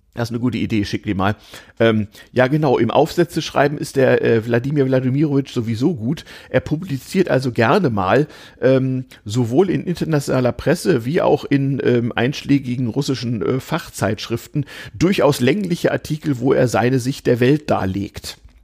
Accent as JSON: {"language": "German", "region": "Northern Germany", "country": "Germany", "moved": "yes", "lives_now": "Berlin, Germany", "said": "ich als Norddeutscher"}